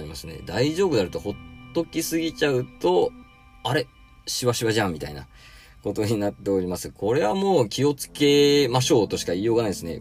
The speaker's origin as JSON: {"language": "Japanese", "town": "Satsumasendai", "region": "Kagoshima", "country": "Japan", "tie": "born or raised there", "said": "私の地元でもですね、毎年9月にですね、秋分の日の前日に、日本一の大綱引きが行"}